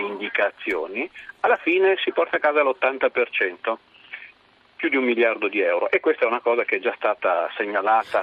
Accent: Parma, Emilia-Romagna, Italy; sono di Parma.

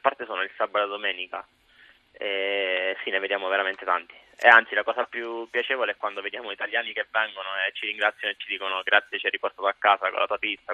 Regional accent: Pescara, Abruzzo, Italy; moved away as an adult; also born or lived in Sant'Antimo, Campania (family); now in London, United Kingdom; sono di Pescara

